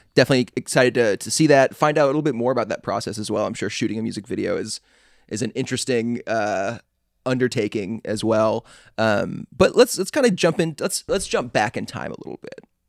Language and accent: English; Atlanta, Georgia, United States; also born or lived in Chicago; I'm from Atlanta, I was born in Chicago